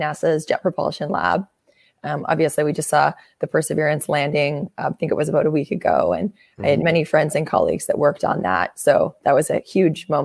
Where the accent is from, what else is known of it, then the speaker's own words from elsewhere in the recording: Winnipeg, Manitoba, Canada; moved away as an adult; also born or lived in Michigan, United States; now in Bay Area, United States; I grew up in Canada in a very cold place called Winnipeg